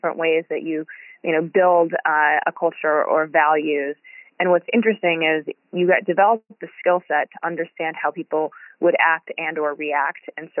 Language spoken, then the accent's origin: English; New York City, New York, United States; moved away as an adult; I grew up in New York City